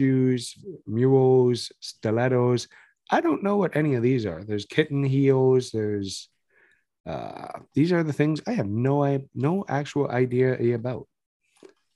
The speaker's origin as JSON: {"language": "English", "country": "Canada", "said": "we are Canadian boys"}